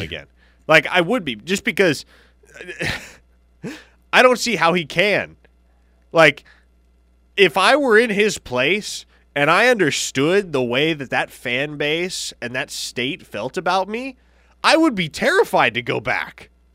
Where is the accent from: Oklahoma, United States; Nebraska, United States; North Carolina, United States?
Nebraska, United States; Omaha; I grew up in Omaha, so the men's College World Series was quite literally in my backyard.